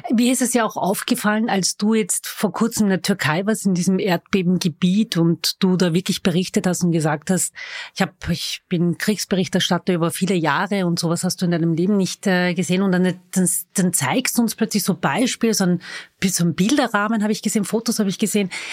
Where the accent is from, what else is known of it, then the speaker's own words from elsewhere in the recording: Vienna, Austria; Ich bin waschechte Wienerin